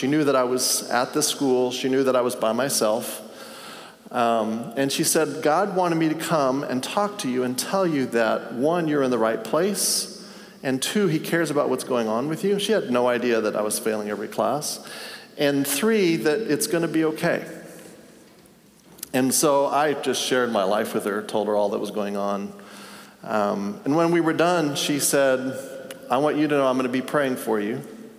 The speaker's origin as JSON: {"language": "English", "country": "Tanzania", "tie": "born or raised there", "said": "And I grew up in Tanzania. My parents were missionaries."}